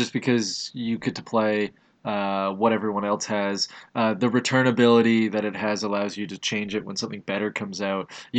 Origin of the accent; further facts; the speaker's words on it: Canada; Canadian, because we're Canadian.